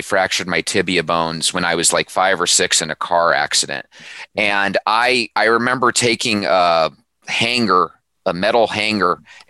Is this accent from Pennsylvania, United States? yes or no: no; Arizona, United States; as a young kid growing up in Arizona